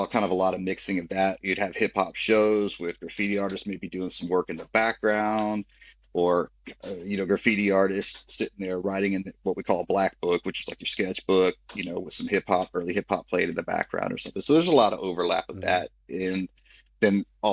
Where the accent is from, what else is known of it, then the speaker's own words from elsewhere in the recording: Austin, Texas, United States; I'm from Austin originally. I grew up here